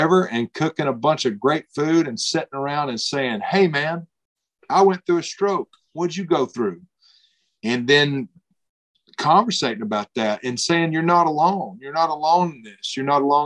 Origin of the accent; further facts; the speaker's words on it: Alabama, United States; we grew up in Alabama